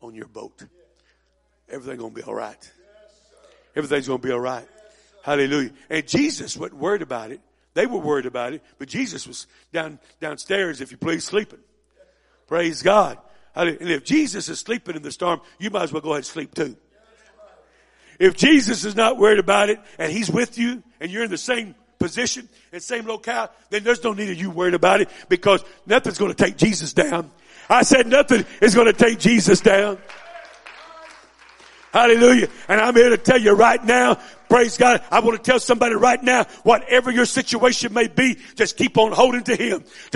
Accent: Missouri, United States; I was raised up in Missouri

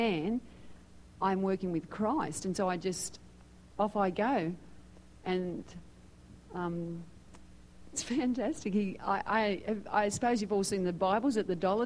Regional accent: Sydney, New South Wales, Australia; moved away as an adult; also born or lived in Philippines; now in United States; I was born in Sydney, Australia, and I've been here this year for 10 years.

